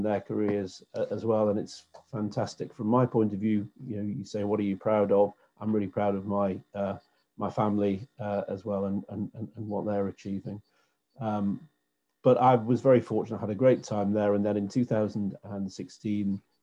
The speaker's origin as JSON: {"language": "English", "town": "Newcastle upon Tyne", "region": "North East England", "country": "United Kingdom", "tie": "born or raised there", "said": "I was born and brought up in Newcastle, and I have lived here all of my life"}